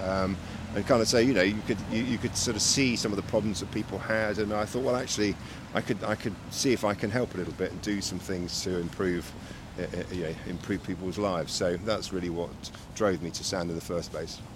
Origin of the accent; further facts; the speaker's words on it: Reading, South East England, United Kingdom; moved away as an adult; also born or lived in London; now in Surrey, United Kingdom; I was brought up, uh, born and bred in Reading.